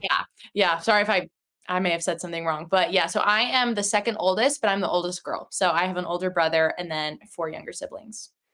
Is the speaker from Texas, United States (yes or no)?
yes; Houston, Texas, United States; I was born in Houston, like in the city. And when I was like maybe three years old, my parents moved out to the outskirts of Houston.